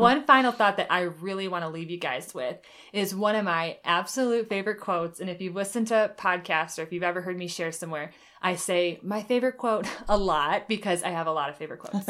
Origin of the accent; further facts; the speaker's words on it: Michigan, United States; moved away as an adult; also born or lived in Oklahoma; I lived in Oklahoma the last eight years, and now I'm back in Michigan where I grew up